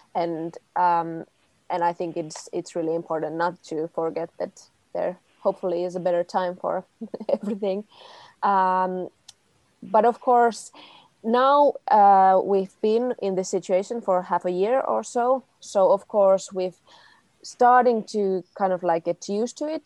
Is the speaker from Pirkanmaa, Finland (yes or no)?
yes; Tampere, Pirkanmaa, Finland; also born or lived in Helsinki; I'm originally from Tampere